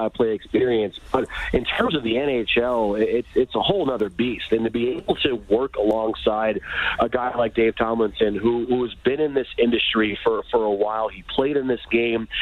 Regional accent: Detroit, Michigan, United States; born and raised in Hockey Town

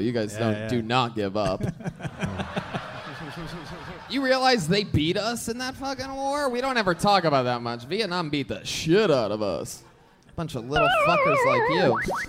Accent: Dallas, Texas, United States; I'm from Dallas.

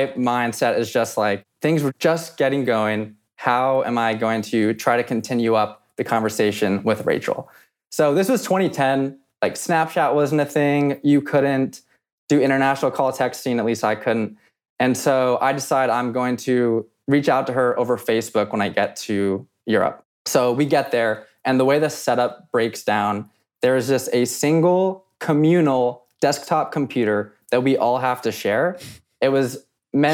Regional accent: Los Angeles, California, United States; now in Boston, United States; I'm originally from Los Angeles.

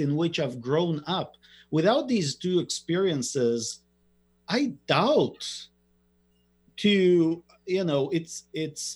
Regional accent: Israel; moved away; I grew up in Israel

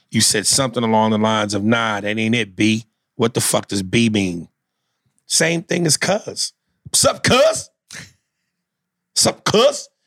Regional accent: Mississippi, United States; I'm from Mississippi.

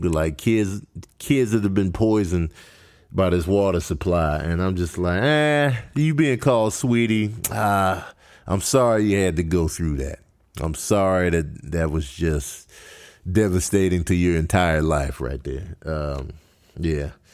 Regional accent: Chicago, Illinois, United States; also born or lived in Grand Rapids, Michigan; I was raised in Chicago

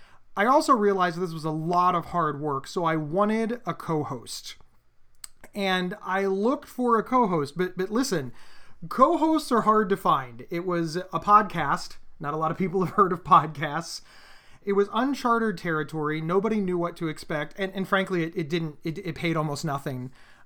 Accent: Pennsylvania, United States

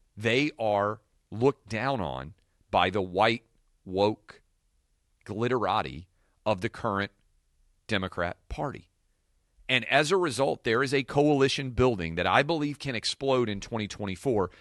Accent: Tennessee, United States; Tennessee, my hometown.

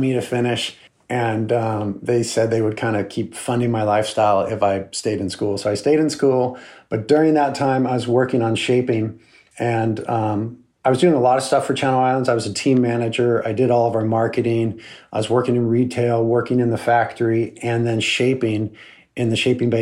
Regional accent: Santa Barbara, California, United States; here in my hometown

